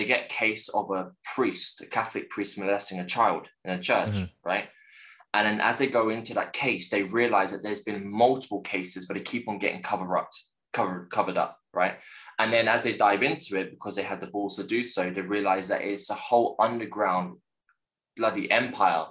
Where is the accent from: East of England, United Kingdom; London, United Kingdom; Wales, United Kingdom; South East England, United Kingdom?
London, United Kingdom; born and raised in West London, in Chiswick